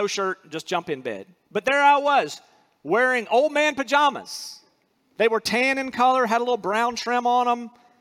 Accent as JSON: {"language": "English", "region": "North Carolina", "country": "United States", "also_born_or_lived": "Alabama", "moved": "as an adult", "said": "I'm from North Carolina"}